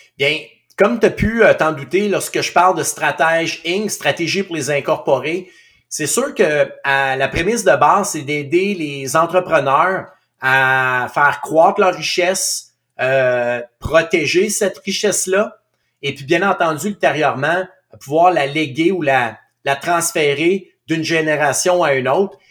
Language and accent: French; Outaouais, Quebec, Canada; moved away as an adult; je suis natif de l'Outaouais